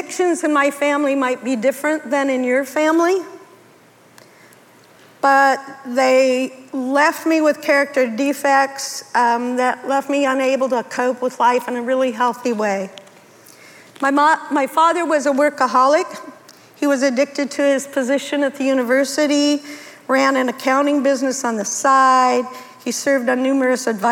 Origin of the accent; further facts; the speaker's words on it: Denver, Colorado, United States; I was raised in Denver, Colorado, the youngest of two girls.